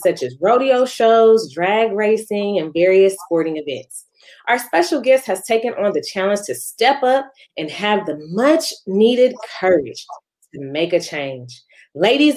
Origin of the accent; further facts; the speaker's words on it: San Francisco, California, United States; the city by the bay. That's my hometown where it all goes down